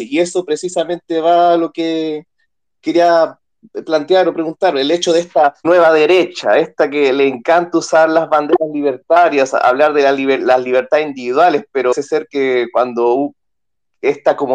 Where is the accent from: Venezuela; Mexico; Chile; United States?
Chile; yo soy de Chile. Acá en Chile